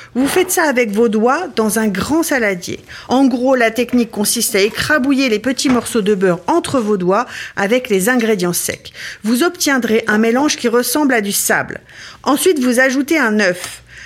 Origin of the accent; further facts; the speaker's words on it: Ardennes, Grand Est, France; Quand j'étais petite, dans les Ardennes